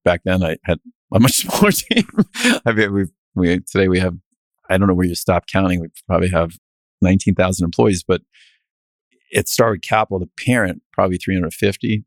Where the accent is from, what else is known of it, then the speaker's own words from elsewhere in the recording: New England, United States; also born or lived in Chicago / Connecticut; I'm a New England kid, but I, I'm not from the South